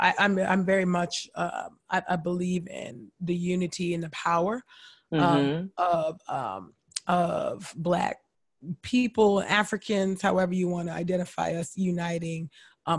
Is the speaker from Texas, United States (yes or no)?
no; California, United States; I grew up born and raised in California